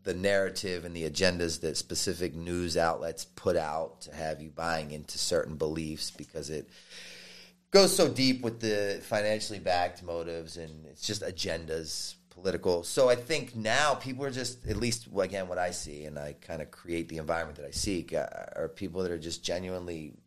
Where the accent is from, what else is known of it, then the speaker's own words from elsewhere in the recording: Baltimore, Maryland, United States; I was from Baltimore